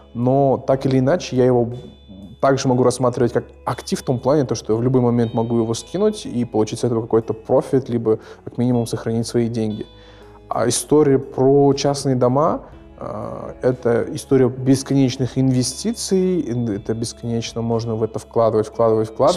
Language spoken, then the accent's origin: Russian; Almaty, Kazakhstan; Я вырос в, э, в Оксае, и этим очень сильно горжусь